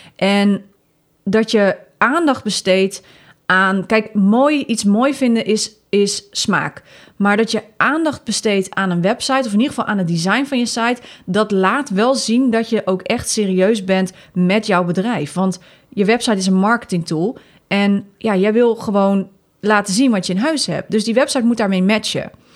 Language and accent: Dutch; Netherlands; Wij zijn Nederlanders